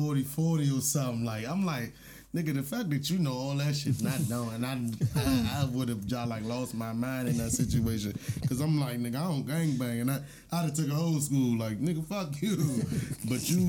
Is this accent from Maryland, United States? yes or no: yes; Landover, Maryland, United States; I'm from Landover, Maryland